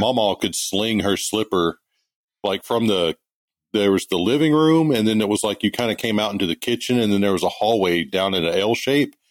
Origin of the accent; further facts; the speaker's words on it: Kilgore, Texas, United States; moved away as an adult; also born or lived in Greenville, Mississippi / California; I grew up in East Texas, up in the Kilgore Longview area